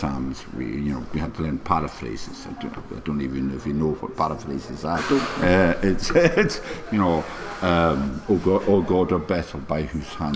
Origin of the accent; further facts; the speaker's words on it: Stornoway, Scotland, United Kingdom; also born or lived in East Kilbride; When I was growing up in Stornoway